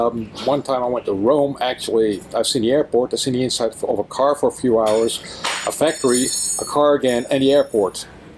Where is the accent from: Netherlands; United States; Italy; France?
Netherlands; I am from the Netherlands, also known as Holland.